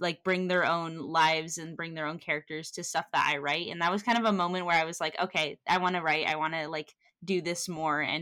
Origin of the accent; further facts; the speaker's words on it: Santa Cruz, California, United States; I am from San Francisco, a little town called Santa Cruz, which is about an hour outside